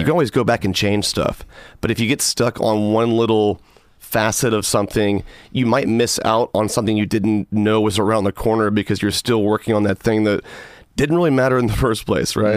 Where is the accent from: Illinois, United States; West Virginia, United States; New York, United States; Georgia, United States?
Georgia, United States; my home state of Georgia